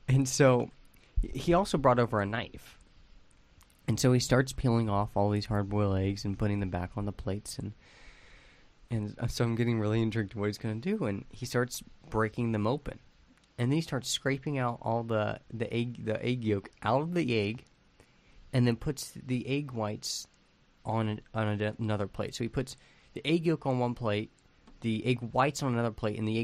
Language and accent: English; Ohio, United States; Growing up in Ohio, we had two season tickets to Purdue football games.